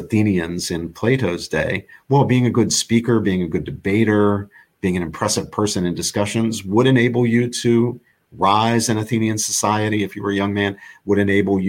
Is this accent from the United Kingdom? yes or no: no; Morgantown, West Virginia, United States; moved away as an adult; now in Princeton, United States; the north central part of the state where I grew up in Morgantown